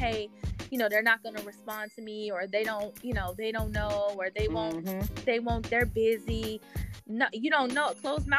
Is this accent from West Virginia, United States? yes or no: no; St. Louis, Missouri, United States; And I'm from St. Louis.